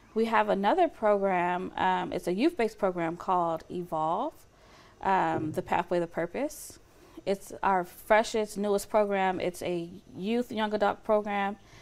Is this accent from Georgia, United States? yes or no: yes; Lithonia, Georgia, United States; moved away as an adult; now in Fresno, United States; I grew up in Atlanta, Georgia. Um, well, on the outskirts of Atlanta, Georgia, um, in the metro Atlanta area in Lithonia